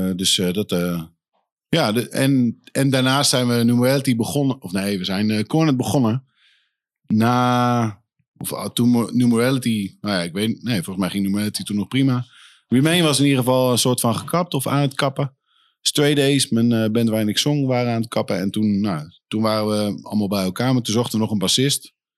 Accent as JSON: {"language": "Dutch", "town": "Leiden", "region": "South Holland", "country": "Netherlands", "tie": "born or raised there", "moved": "as an adult", "lives_now": "Leeuwarden, Netherlands", "said": "ik ben eh, geboren in Leiden. Leiden? Eh, heb ik nooit ook een moment meer gewoond. Ik zeg wel altijd tegen iedereen van, nou, daar, daar kom ik vandaan. Maar eh, ja, ik ben wat opgegroeid onder de rook van de Leidse meelfabriek"}